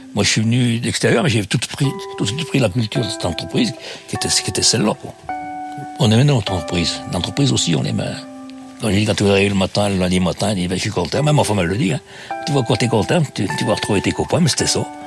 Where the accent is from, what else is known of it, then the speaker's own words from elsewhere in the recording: Saint-Genest-Lerpt, Auvergne-Rhône-Alpes, France; je suis originaire de Saint-Genélaire dans la Loire.